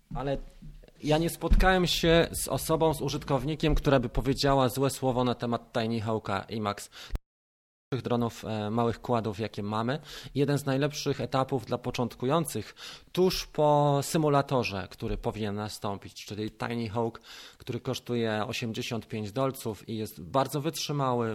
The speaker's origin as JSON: {"language": "Polish", "country": "Poland", "said": "jestem z Polski"}